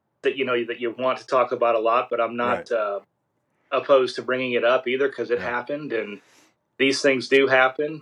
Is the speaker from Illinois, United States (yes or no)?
yes; Moline, Illinois, United States; moved away as an adult; also born or lived in Iowa; now in South Carolina, United States; I actually grew up in Moline, Illinois, which is the home of John Deere